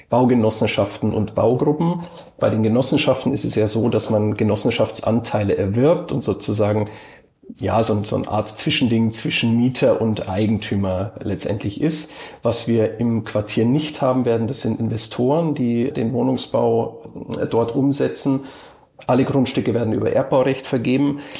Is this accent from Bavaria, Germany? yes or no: yes; Passau, Bavaria, Germany; also born or lived in Cottbus; now in Berlin, Germany; gebürtig komme ich aus Passau. Das habe ich aber schon sehr, sehr lange verlassen. Ich habe in Cottbus Architektur studiert und auch in Berlin. Also ein bisschen ähm, Heimweh hat man als Bayer, glaube ich, immer. Aber ich bin in Berlin heimisch geworden